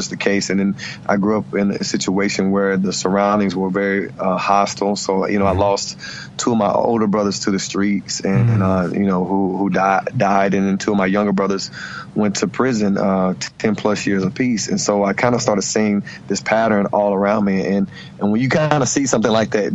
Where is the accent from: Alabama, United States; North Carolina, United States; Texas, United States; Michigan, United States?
North Carolina, United States; Hickory; I grew up in Hickory, North Carolina, and I'm from a blended family of 12 children